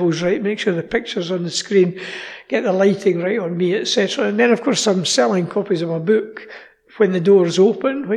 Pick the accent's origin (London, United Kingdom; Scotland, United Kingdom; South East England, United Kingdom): Scotland, United Kingdom; I'm from Scotland